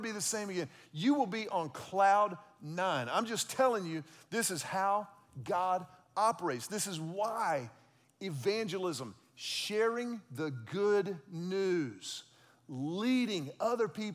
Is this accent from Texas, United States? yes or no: yes; Texas, United States; I grew up in Texas